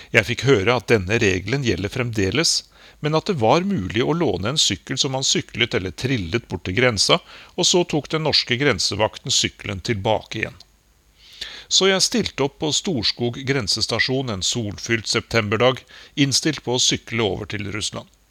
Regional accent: Norway; moved away as an adult; now in Moscow, Russia; jeg var hjemme i Norge

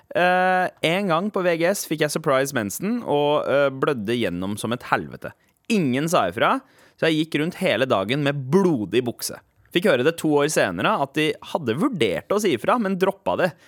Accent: Norway; Vi som nordmenn

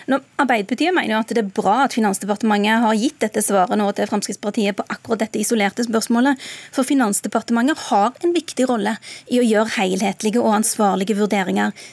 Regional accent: Rogaland, Norway; Hjemme i Rogaland så husker folk fortsatt den forrige oljekrisa.

